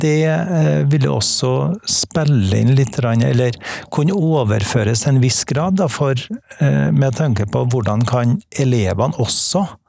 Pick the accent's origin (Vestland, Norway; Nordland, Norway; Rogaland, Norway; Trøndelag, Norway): Trøndelag, Norway; accent: Trønder dialect; Jeg er trønder. Det, dialekta avslører jo det